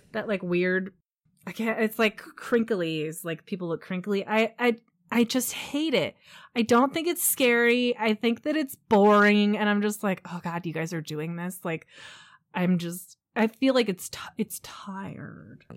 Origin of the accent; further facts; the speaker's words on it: San Diego, California, United States; I grew up in San Diego